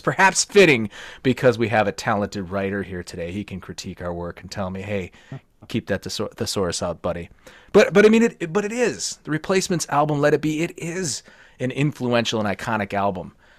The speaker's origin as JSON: {"language": "English", "region": "Minnesota", "country": "United States", "tie": "born or raised there"}